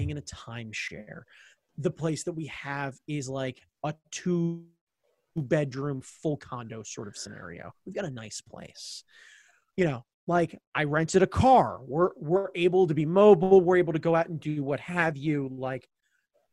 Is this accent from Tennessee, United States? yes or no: no; Baltimore, Maryland, United States; I'm from Baltimore